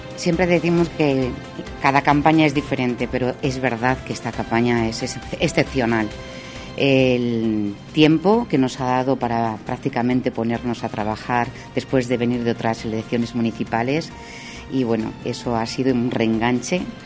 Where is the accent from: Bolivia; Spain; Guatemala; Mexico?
Spain; Salamanca, Castile and León; como mujer salmantina